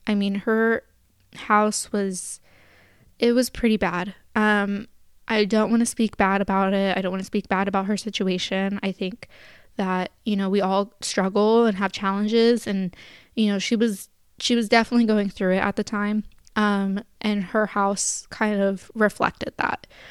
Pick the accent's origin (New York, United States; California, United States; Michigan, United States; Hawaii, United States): California, United States; Sacramento; I'm from Sacramento